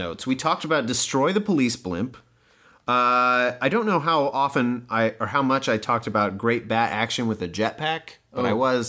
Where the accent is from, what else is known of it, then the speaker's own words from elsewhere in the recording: Midwest, United States; I'm from the Midwest. Half my family is farmers, and the other half are teachers, mostly of agriculture.